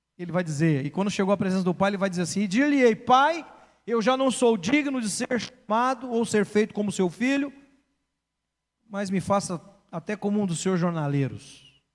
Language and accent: Portuguese; São Paulo, Brazil; Fui criado na Zona Oeste de São Paulo.